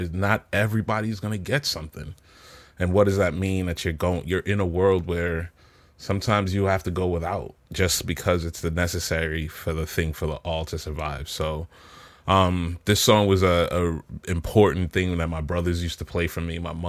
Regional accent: Kingston, Jamaica; So I was born in Kingston, Jamaica. I grew up in this small community called Cockburn Pen, which is one of the largest Indian from India in Jamaican community, right?

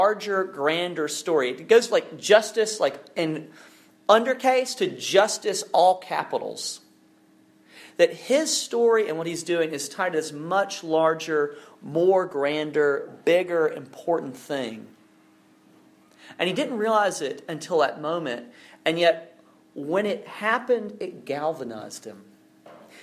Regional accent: Alabama, United States; now in North Carolina, United States; worked in my home state of Alabama

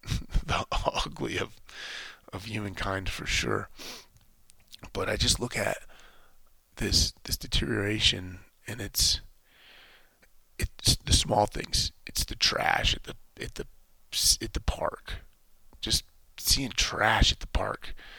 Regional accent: United States; as an American

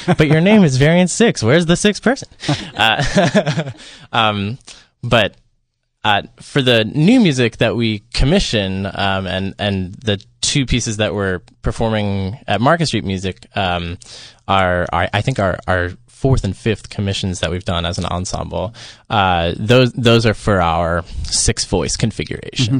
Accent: Philadelphia, Pennsylvania, United States; I'm from the Philadelphia area

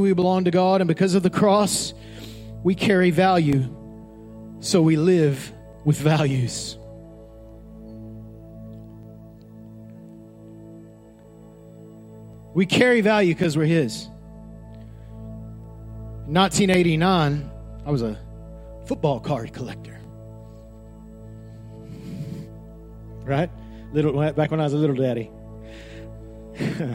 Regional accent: Odessa, Texas, United States; I grew up in Odessa, Texas

